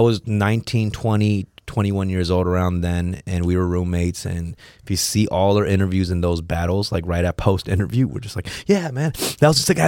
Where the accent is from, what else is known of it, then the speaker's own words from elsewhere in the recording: Los Angeles, California, United States; I grew up around Third Street